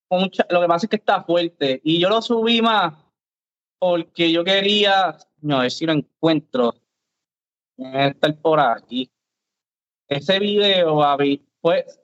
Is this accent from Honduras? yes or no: no; Carolina, Puerto Rico; no, yo soy de Carolina.